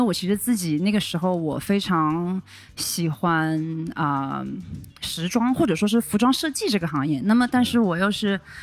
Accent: Wuhan, Hubei, China; moved away as an adult; 我是武汉人嘛，内陆啊。虽然我们是千湖之城，但是就是我们离海是遥远的

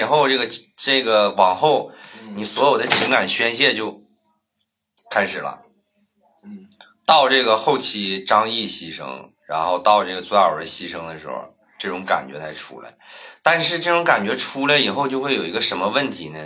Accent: Northeast China, China; 我们在东北长大的孩子

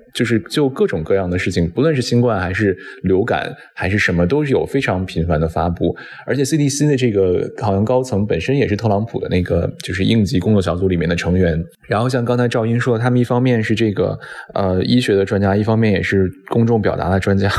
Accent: China; now in Washington, United States; 我们身在国外，作为中国人身在国外

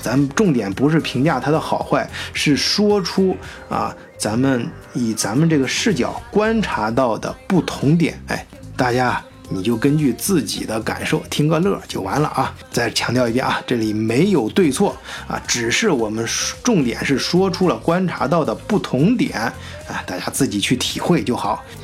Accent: China; 我们中国人

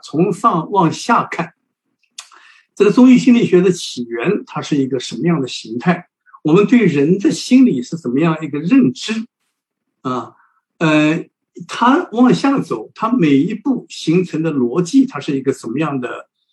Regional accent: China; 我们中国人

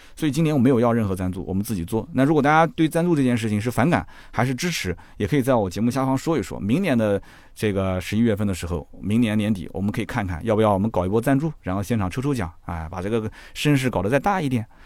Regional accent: Nanjing, Jiangsu, China; 你明知道我南京人乐乐不分

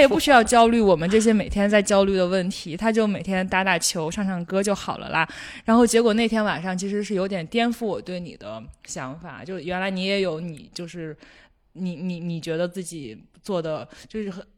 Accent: Shandong, China; 我们山东人

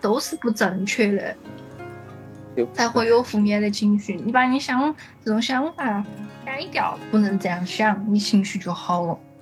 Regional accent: Sichuan, China; accent: Sichuanese; moved away as an adult; now in Shanghai, China; 我的四川话

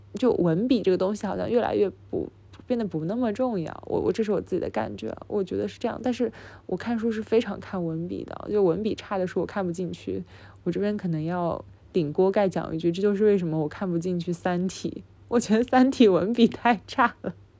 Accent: China; first language Chinese; 我的母语是中文，我是中国人

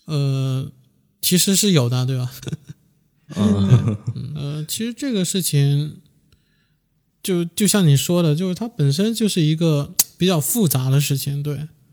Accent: Guangdong, China; 因为我广东人嘛， 就当时香港乐坛最鼎盛的

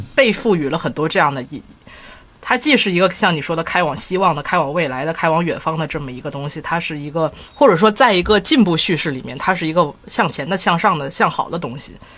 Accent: Tianjin, China; 我小的时候有，住在亲戚家，然后当时我在，我是天津人嘛，嗯。然后当时他住在，就是离天津北站比较近的地方

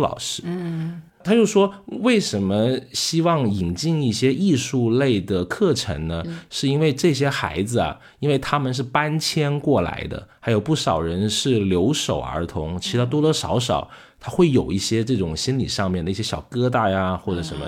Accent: China; 可能我们中国人说积德也好

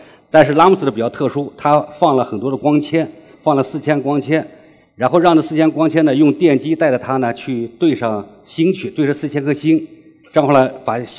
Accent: China; 这是完全是我们中国人自己的创新。

